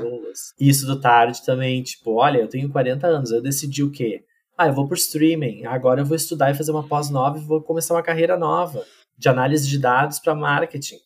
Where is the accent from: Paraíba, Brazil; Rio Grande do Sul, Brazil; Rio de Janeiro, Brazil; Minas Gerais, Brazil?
Rio Grande do Sul, Brazil; Pantano Grande; moved away as an adult; also born or lived in Santa Cruz do Sul / São Paulo; now in Porto Alegre, Brazil; Eu sou de Pantano Grande, que é uma cidade do interior do Rio Grande do Sul